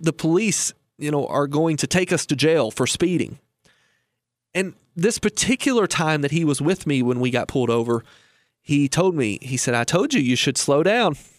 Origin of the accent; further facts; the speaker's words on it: Lebanon, Kentucky, United States; I was raised in Lebanon, Kentucky